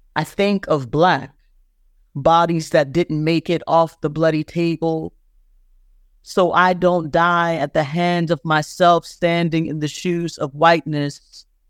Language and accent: English; Plantersville, South Carolina, United States; also born or lived in Georgetown, South Carolina; I grew up in Plantersville